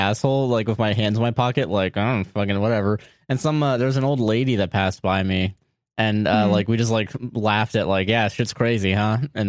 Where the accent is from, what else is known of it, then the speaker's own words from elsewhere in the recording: Florida, United States; As someone who's lived here in Florida for my entire life